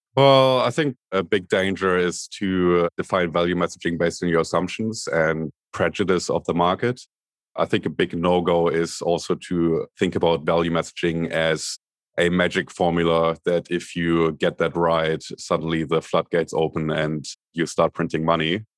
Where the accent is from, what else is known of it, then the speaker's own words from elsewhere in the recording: Berlin, Germany; moved away as an adult; now in Sydney, Australia; I'm originally from Berlin, Germany. Grew up in the divided Berlin in the eighties, West Berlin